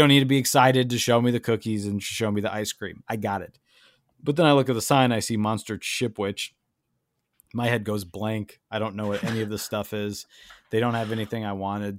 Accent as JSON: {"language": "English", "town": "Chicago", "region": "Illinois", "country": "United States", "tie": "born or raised there", "said": "when I was growing up in Chicago"}